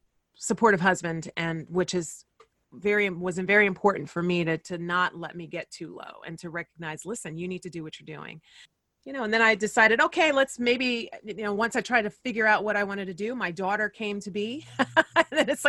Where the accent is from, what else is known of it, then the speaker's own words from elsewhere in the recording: Fresno, California, United States; moved away as an adult; also born or lived in San Diego / New York; my hometown of Fresno, California